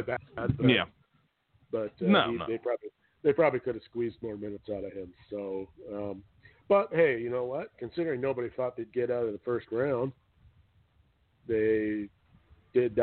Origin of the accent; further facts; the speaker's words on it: Canada; being a Canadian